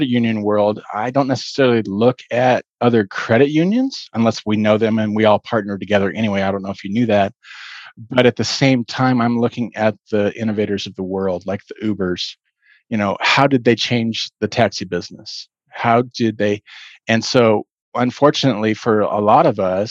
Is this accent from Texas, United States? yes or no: no; Boulder, Colorado, United States; I grew up in Boulder, Colorado.